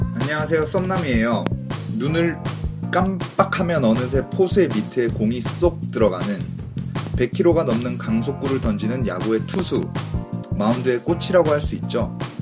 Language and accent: Korean; Busan, South Korea; 저도 뭐 부산 사나이 아닙니까